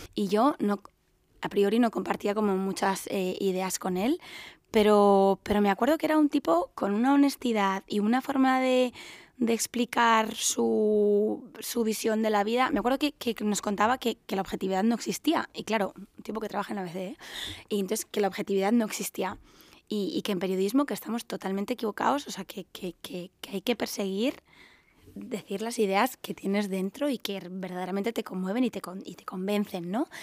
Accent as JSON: {"language": "Spanish", "region": "Andalusia", "country": "Spain", "also_born_or_lived": "Los Angeles, United States", "moved": "yes", "lives_now": "Madrid, Spain", "said": "yo soy la única andaluza, tampoco me siento muy andaluza"}